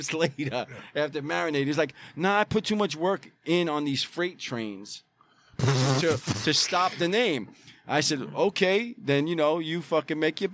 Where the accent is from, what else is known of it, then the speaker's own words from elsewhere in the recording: New York City, New York, United States; as a kid growing up in Bay Ridge